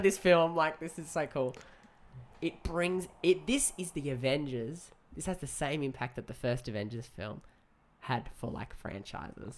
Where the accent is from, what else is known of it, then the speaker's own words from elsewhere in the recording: Australia; as an Aussie